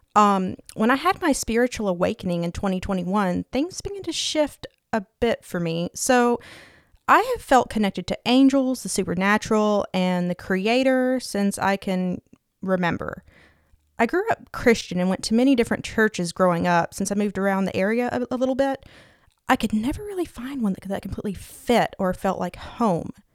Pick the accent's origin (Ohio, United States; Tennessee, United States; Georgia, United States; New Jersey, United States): Tennessee, United States; East; I was born and raised in East Tennessee